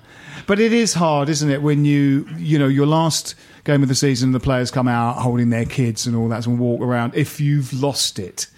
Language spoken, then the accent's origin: English; London, United Kingdom; I'm from London.